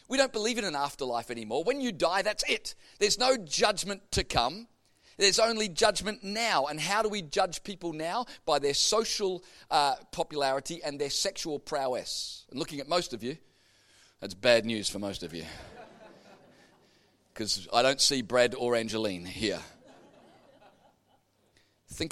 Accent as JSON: {"language": "English", "town": "Melbourne", "region": "Victoria", "country": "Australia", "tie": "born or raised there", "said": "I grew up in Melbourne going to Carey Baptist Grammar School in Kew"}